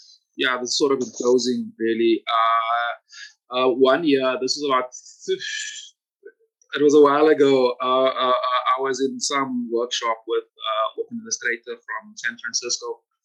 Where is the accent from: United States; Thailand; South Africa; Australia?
South Africa; I guess as part of being South African and being an artist